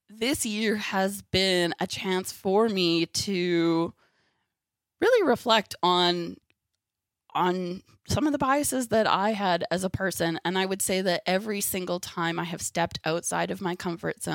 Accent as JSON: {"language": "English", "country": "Canada", "tie": "born or raised there"}